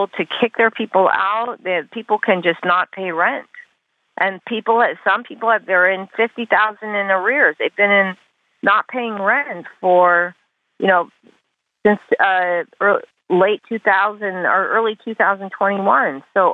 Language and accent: English; Taiwan; now in California, United States; I speak Chinese. I grew up in Taiwan